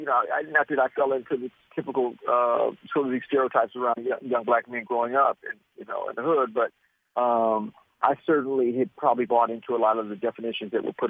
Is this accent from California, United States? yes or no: yes; Oakland, California, United States; moved away; also born or lived in New York; I grew up in West Oakland